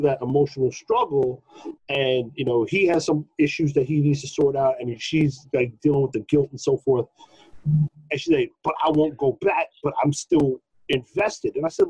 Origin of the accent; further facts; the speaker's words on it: New York City, New York, United States; growing up in Brooklyn. Growing up in hood-ass Brooklyn